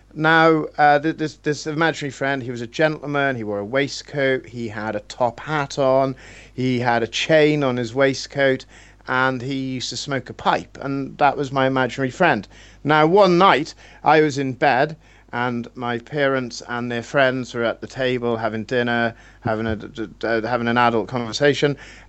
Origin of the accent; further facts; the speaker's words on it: Wales, United Kingdom; I'm Welsh.